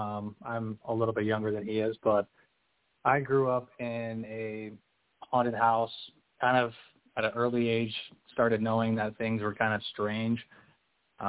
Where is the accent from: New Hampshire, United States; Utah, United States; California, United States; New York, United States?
Utah, United States; I grew up here in Utah, you know, LDS and Mormon